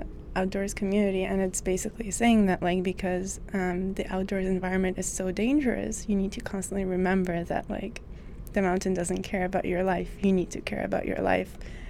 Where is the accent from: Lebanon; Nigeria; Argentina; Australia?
Lebanon; I come from Lebanon, and a portion of the Lebanese population is Catholic